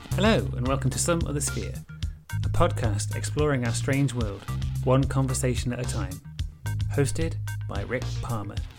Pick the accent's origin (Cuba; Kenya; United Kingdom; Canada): United Kingdom; I'm British